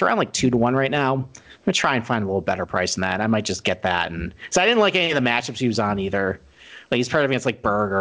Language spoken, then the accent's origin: English; Rochester, New York, United States; accent: nasally Rochester; My nasally Rochester accent